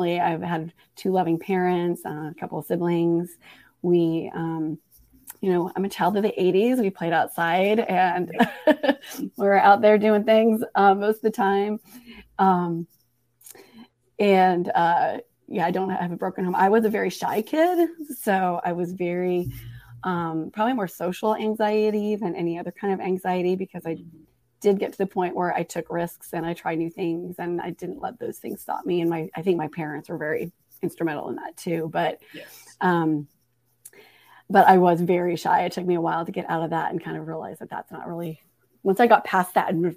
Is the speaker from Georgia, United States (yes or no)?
no; Portland, Oregon, United States; now in Raleigh, United States; from Portland is where I grew up